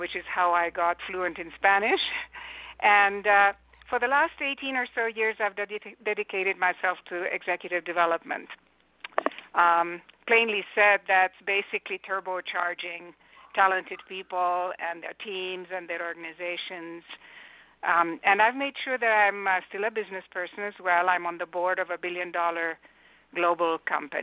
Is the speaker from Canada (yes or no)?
no; Romania; English is a second language; also born or lived in United Kingdom / Germany; now in California, United States; I was not born in the U.S. I grew up in communist Romania